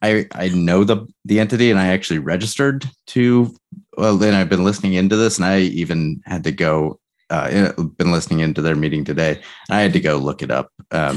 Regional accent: outside Boston, Massachusetts, United States; moved away; I grew up outside Boston, so it always kind of has a East Coast city vibe to it.

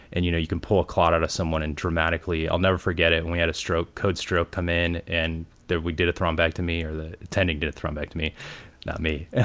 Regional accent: Cleveland, Ohio, United States; moved away as an adult; also born or lived in Toledo, Ohio; now in Atlanta, United States; I grew up in Cleveland, Ohio, in the suburbs

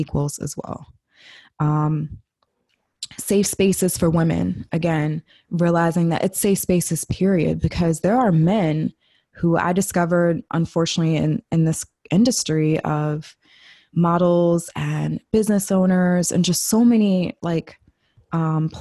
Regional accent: United States; I'm saying this as a Black female, like born and raised in America

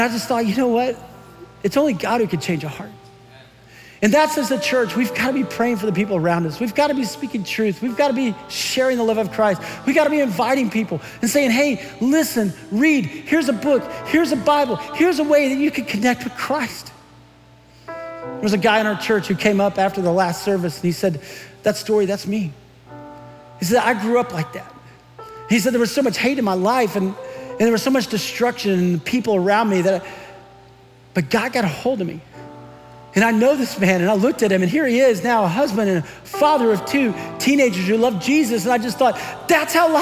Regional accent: San Antonio, Texas, United States; moved away; I grew up in San Antonio, Texas, which is about 85 miles from Uvalde

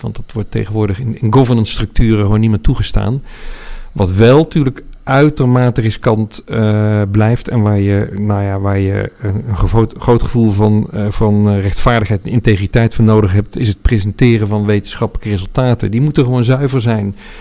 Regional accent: 's-Hertogenbosch, North Brabant, Netherlands; moved away as an adult; also born or lived in The Hague / Nijmegen / Delft / Utrecht; toen beland in Den Bosch, waar hij zich vestigde als gynaecoloog. Daar heb ik van mijn zes tot mijn achttiende gewoond

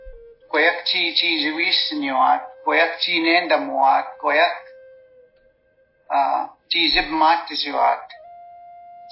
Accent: the reserve in Kinniston, Saskatchewan, Canada; first language Saulteaux; English is a second language; when I grew up on the reserve in Kinniston with my grandmother, I didn't speak English until I went to residential school when I was six.

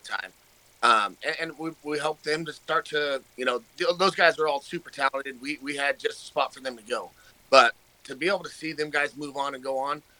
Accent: Arizona, United States; moved away as an adult; now in Pacific Northwest, United States; I grew up in Arizona, and we moved up here.

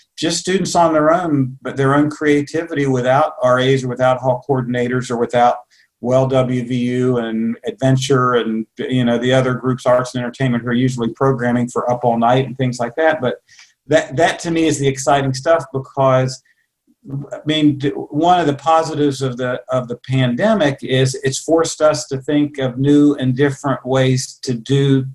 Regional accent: Charleston, West Virginia, United States; also born or lived in Columbus, Ohio / Iowa; I'm a West Virginian. I was born in Charleston.

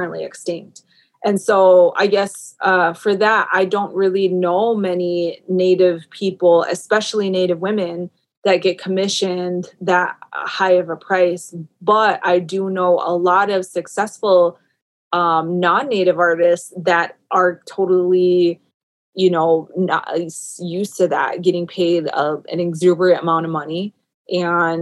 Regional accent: Minnesota, United States; born and raised in Minnesota

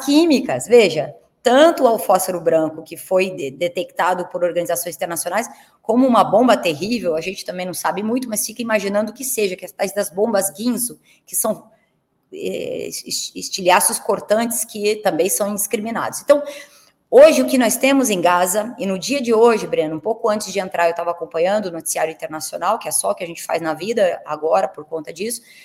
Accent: Curitiba, Paraná, Brazil; eu sou de Curitiba e meu pai torcia para o Curitiba Futebol Clube

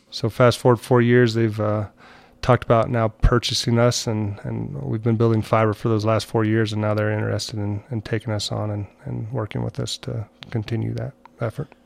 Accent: Montrose, Colorado, United States; I'm actually from Montrose, Colorado

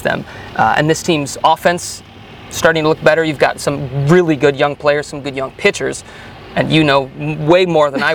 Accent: Chicago, Illinois, United States; also born or lived in Minnesota; now in North Carolina, United States; I grew up in the Chicagoland area

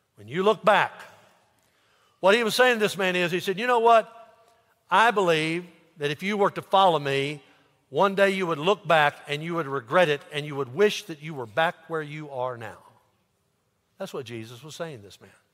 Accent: United States; I'm an American

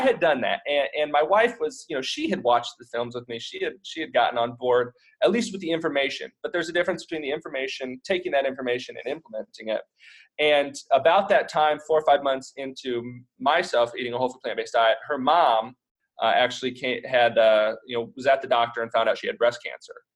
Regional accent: Indiana, United States; moved away as an adult; also born or lived in Nebraska; we're actually both from Indiana

